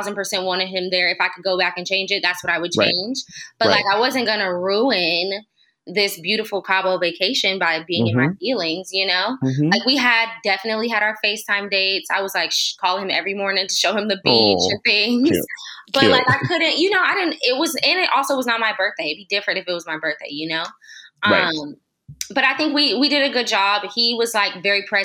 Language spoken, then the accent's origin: English; Los Angeles area, California, United States; also born or lived in Oakland; I moved from Oakland back home to move in with my parents to save.